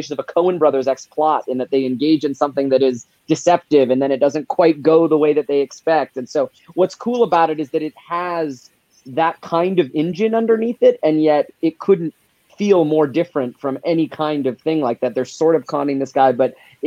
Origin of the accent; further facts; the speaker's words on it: Alberta, Canada; I'm from Alberta, and that's where I am right now, and it's actually filmed in Alberta where I grew up.